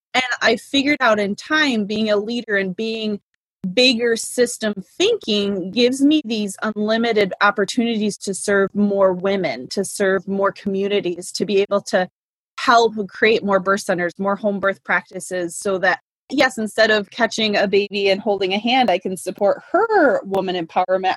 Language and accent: English; Indiana, United States; moved away; also born or lived in Alaska / Michigan / Massachusetts; Indiana, my home state